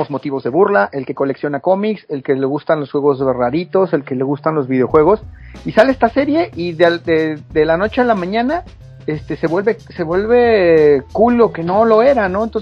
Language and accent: Spanish; Mexico City, Mexico; now in Chihuahua, Mexico; yo soy de la Ciudad de México, me vine a vivir a, Chihuahua, por allá el 2001